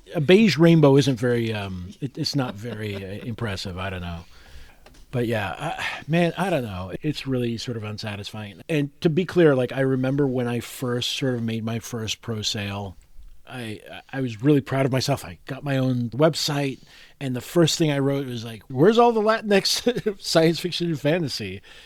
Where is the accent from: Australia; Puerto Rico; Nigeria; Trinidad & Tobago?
Puerto Rico; I was growing up in Puerto Rico